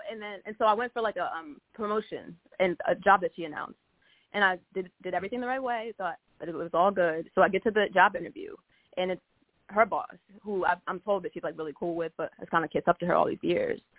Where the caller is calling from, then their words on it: Baltimore, Maryland, United States; I'm calling from {S1} Baltimore.